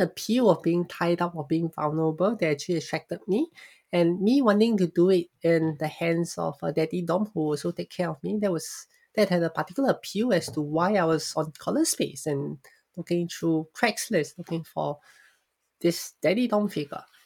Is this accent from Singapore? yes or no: yes; Singapore; I was born and raised in Singapore.